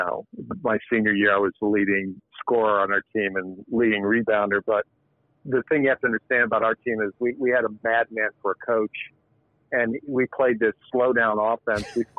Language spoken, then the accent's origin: English; Hampton, Virginia, United States; moved away; I grew up in Hampton, Virginia, Tidewater area